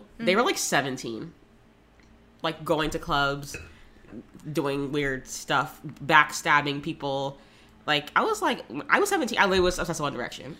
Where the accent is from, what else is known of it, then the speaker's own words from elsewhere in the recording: Florida, United States; I grew up in Florida